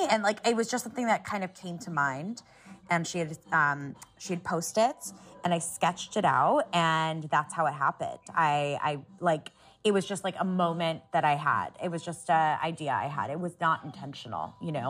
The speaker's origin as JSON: {"language": "English", "town": "Columbus", "region": "Ohio", "country": "United States", "tie": "born or raised there", "said": "Well, we're from Ohio, from Columbus, Ohio"}